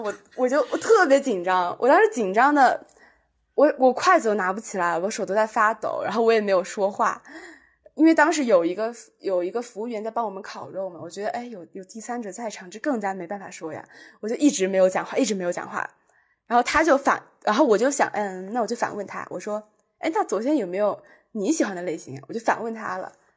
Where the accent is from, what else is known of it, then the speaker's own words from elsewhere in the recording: Zhuhai, Guangdong, China; 我是珠海人，他们就叫我是珠海妹妹